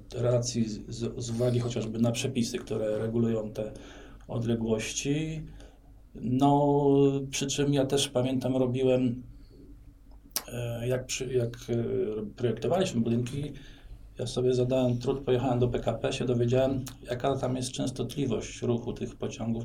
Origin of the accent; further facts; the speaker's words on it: Bydgoszcz, Kuyavian-Pomeranian Voivodeship, Poland; also born or lived in Solec Kujawski / Gdańsk; ja jestem bydgoszczaninem, to znaczy urodziłem się w Bydgoszczy, w szpitalu na kapuściska